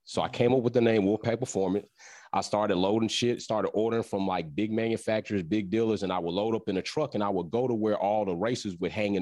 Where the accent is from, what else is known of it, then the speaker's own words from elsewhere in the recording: Texas, United States; now in Georgia, United States; originally born and raised out of that big state, Texas, currently in Georgia